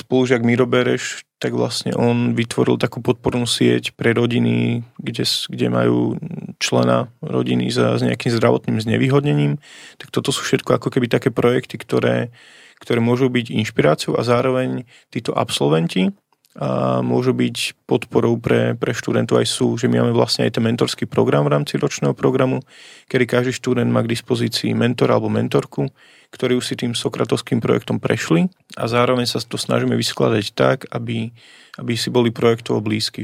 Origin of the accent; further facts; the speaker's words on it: Vištuk, Bratislava Region, Slovakia; u nás vo Vyštuku, odkiaľ pochádzam, taká dedinka pri Pezinku